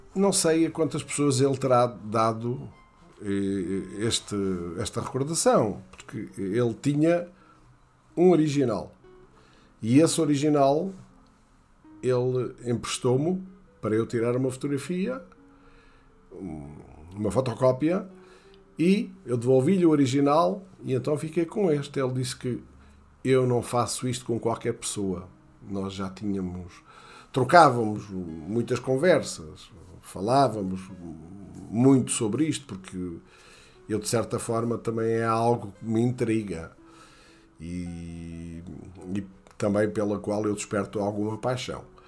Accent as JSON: {"language": "Portuguese", "area": "near Castelo Novo", "region": "Castelo Branco", "country": "Portugal", "tie": "born or raised there", "moved": "yes", "said": "Eu nasci ali muito perto de Castelo Novo, 2 km de Castelo Novo"}